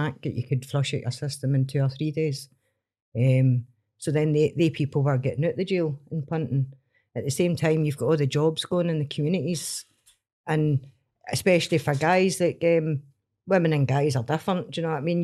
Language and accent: English; Stranraer, Scotland, United Kingdom; I grew up in Stream Ross, so it was farm jobs, factory jobs, and jobs on the boat